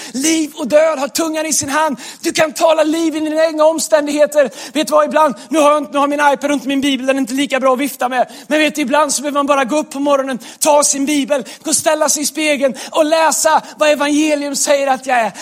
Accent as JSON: {"language": "Swedish", "area": "Västergötland", "region": "Västra Götaland", "country": "Sweden", "accent": "Västgötska", "moved": "yes", "said": "där jag kommer ifrån, västgötskan"}